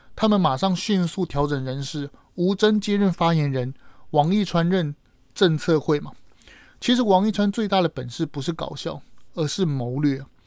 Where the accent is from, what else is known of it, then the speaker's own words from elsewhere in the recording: Taiwan; 我们台湾人